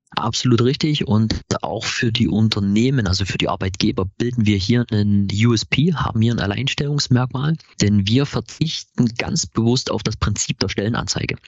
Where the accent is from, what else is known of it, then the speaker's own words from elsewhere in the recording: Chemnitz, Saxony, Germany; Wir sind ein Chemnitzer Startup, äh, äh, Startup gegründet von drei Chemnitzern